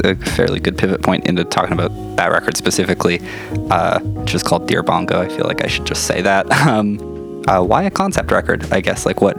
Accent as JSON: {"language": "English", "region": "Saskatchewan", "country": "Canada", "said": "I'm from Saskatchewan."}